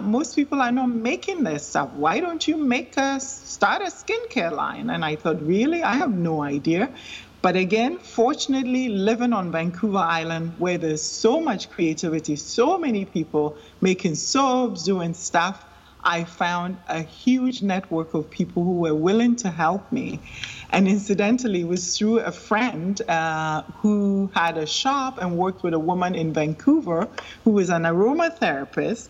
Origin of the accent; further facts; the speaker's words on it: Wa, Upper West, Ghana; now in Canada; I was born and raised in Ghana, in northern Ghana specifically, from a small town called Wa